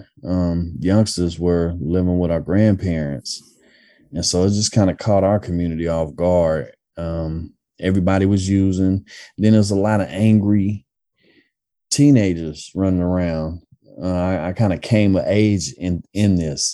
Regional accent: Oakland, California, United States; I grew up in East Oakland, born and raised out here

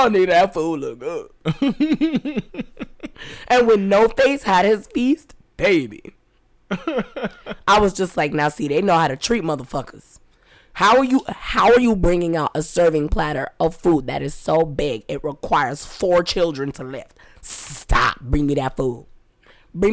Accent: New York, United States; I'm a New Yorker

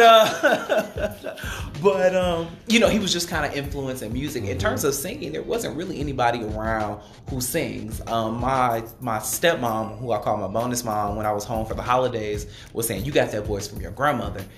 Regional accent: Detroit, Michigan, United States; I am from Detroit

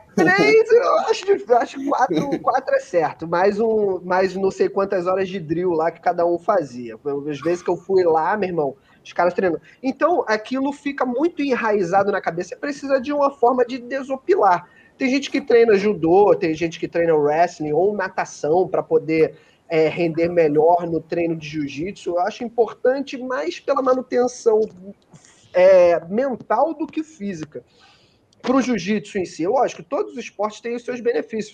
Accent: Rio de Janeiro, Brazil; Eu sou do Rio de Janeiro

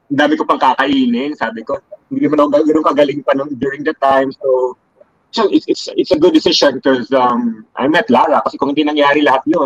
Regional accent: Cebu, Central Visayas, Philippines; moved away as an adult; now in Manila, Philippines; I grew up in Cebu.

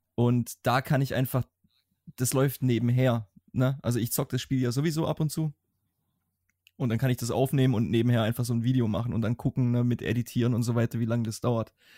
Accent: Swabia, Baden-Württemberg, Germany; accent: Swabian; ich schwäbel immer noch, aber ich, ich persönlich habe das Gefühl, dass mein schwäbischer Akzent im Deutschen um einiges besser geworden ist

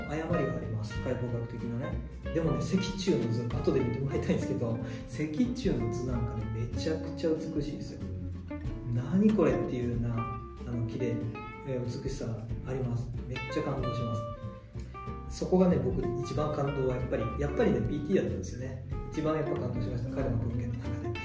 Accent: Ehime, Japan; moved away as an adult; also born or lived in Tokushima; 愛媛県の出身で徳島に行ってたので徳島大学で

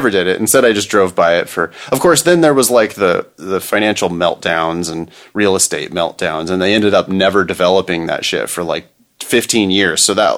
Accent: Ripon, California, United States; There's a huge sign that was up in my hometown, my little tiny hometown of Ripon, California.

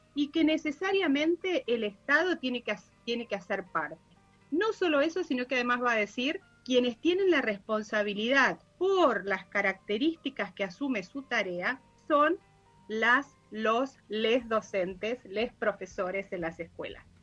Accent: Chubut, Argentina; yo soy de Chubut

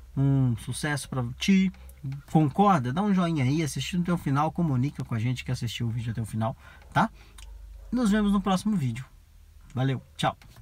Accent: Brazil; eu sou brasileiro

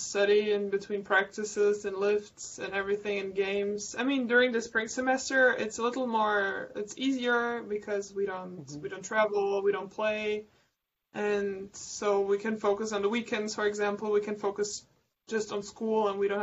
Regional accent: Brazil; moved away as an adult; also born or lived in Germany; now in United States; I was born in Germany and I moved to Brazil when I was 11

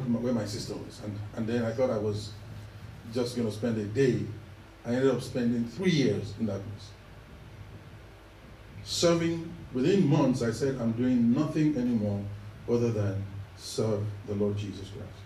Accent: Ibadan, Oyo, Nigeria; moved away; also born or lived in Ekiti State, Nigeria; I was born in that western region, that large city in West Africa called Ibadan.

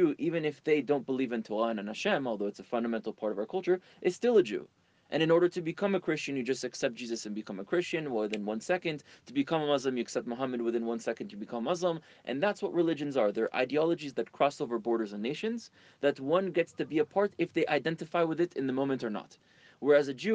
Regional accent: Miami, Florida, United States; also born or lived in France / Israel; I was born in France, moved to Israel when I was 3, then to Miami when I was 5

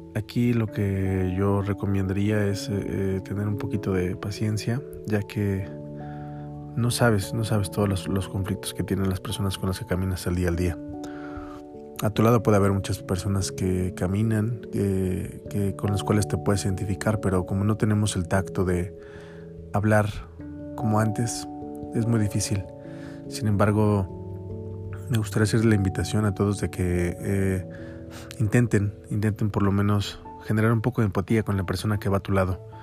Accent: Mexico; also born or lived in Mexico City; soy un mexicano como cualquier otro que vive en esta hermosa ciudad

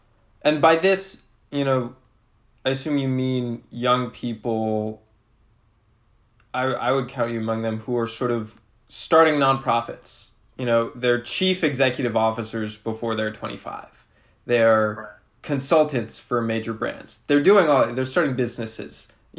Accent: Rhode Island, United States; I'm from Rhode Island.

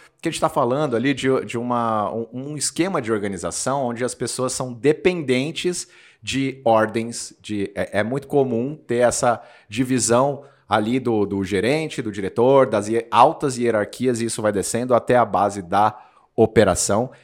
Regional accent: Osasco, São Paulo, Brazil; Eu sou de Osasco, Os, cidade de Os, onde temos lá a sede de um grande banco um bancão, e a cidade inteira era orientada a trabalhar nesse, nesse grande bancão.

